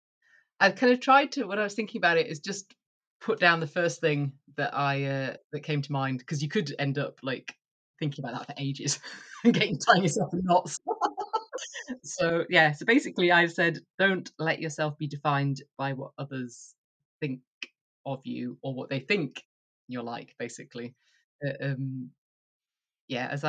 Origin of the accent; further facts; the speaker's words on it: Yorkshire and the Humber, United Kingdom; moved away as an adult; also born or lived in York / Edinburgh / East Lothian; now in Duffus, Moray, United Kingdom; I grew up in Yorkshire in the countryside